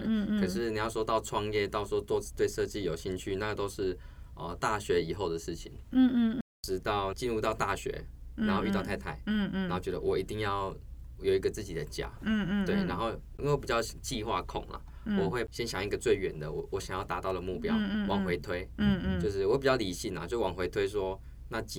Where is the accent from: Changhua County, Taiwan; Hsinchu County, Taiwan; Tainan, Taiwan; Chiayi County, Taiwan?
Tainan, Taiwan; also born or lived in Taipei; 我是台南人，